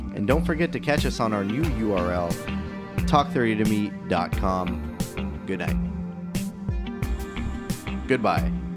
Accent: United States

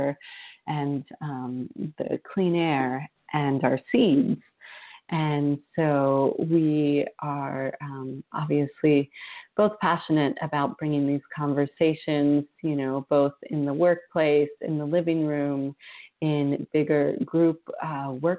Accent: Vermont, United States; I grew up in Vermont where we had town hall meetings

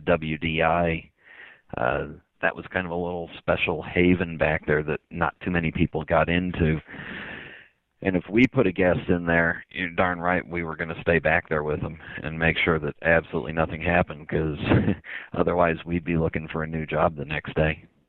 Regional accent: Los Angeles, California, United States; I grew up in Southern California, I grew up in the San Fernando Valley

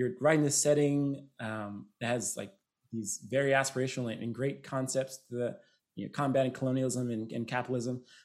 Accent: United States; that is my culture, right? I'm American.

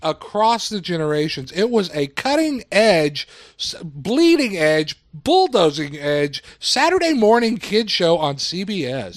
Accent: South Texas, United States; I grew up in South Texas

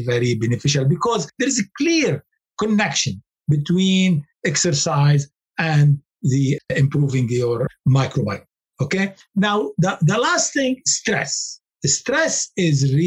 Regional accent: Lebanon; moved away; I come from Lebanon

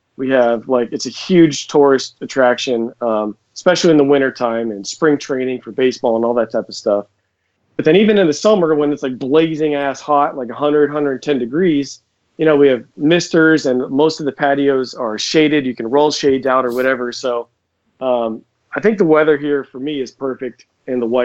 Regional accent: Scottsdale, Arizona, United States; moved away as an adult; I basically grew up here. I grew up in Scottsdale

